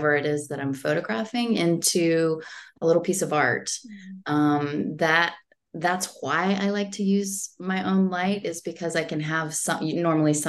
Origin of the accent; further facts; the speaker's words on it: Florida, United States; also born or lived in Germany; now in New Jersey, United States; I grew up in Florida